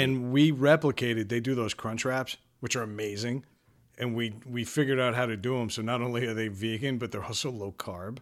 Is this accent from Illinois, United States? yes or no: no; Long Island, New York, United States; now in Rhode Island, United States; I grew up on Long Island, which is way expensive.